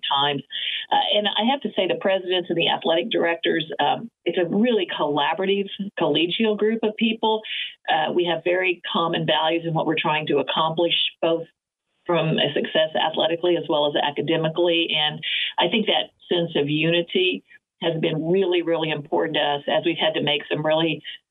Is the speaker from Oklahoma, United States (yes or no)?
yes; Oklahoma, United States; moved away; also born or lived in West Coast; I grew up being in Oklahoma. We didn't have our own professional sports team, so I was absolutely a Cowboys fan growing